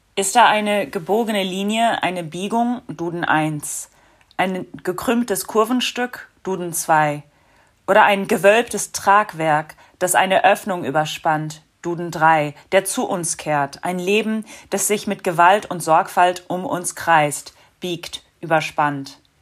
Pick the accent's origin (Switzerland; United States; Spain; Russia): United States; now in Berlin, Germany; in den Vereinigten Staaten, wo ich groß geworden bin